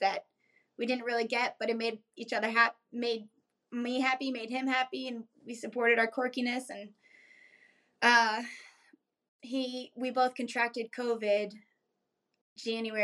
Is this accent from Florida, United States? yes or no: yes; South Florida near Miami, United States; moved away as an adult; also born or lived in New York / Bronx / Key West, Florida; now in Raleigh, United States; we grew up in South Florida near Miami